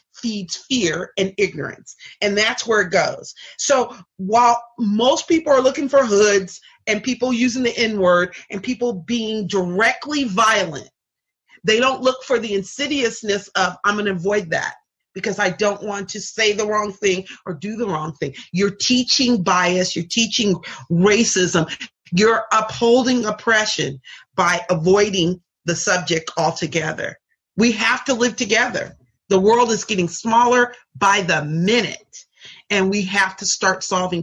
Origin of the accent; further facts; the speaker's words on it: Seattle, Washington, United States; I grew up in Seattle